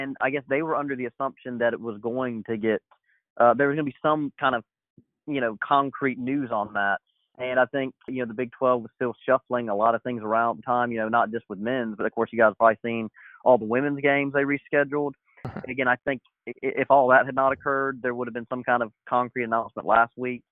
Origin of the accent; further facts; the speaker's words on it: Georgia, United States; I'm from Georgia, and so I watched a lot of some very crappy Hawks basketball growing up